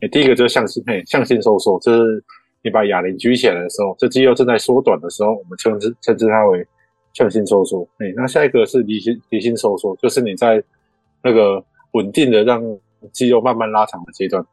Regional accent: Kaohsiung, Taiwan; moved away as an adult; now in Taipei, Taiwan; 我是高雄人

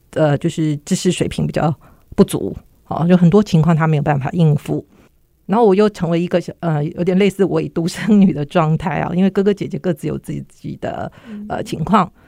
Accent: Kaohsiung, Taiwan; 我那时候住高雄

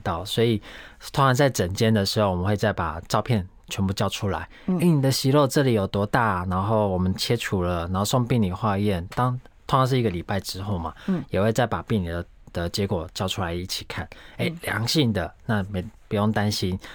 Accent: Taiwan; 我们台湾人

